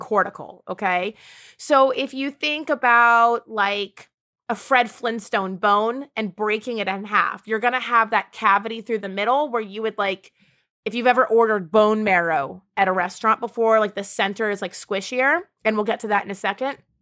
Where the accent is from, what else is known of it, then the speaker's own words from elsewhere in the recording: Ireland; I am Irish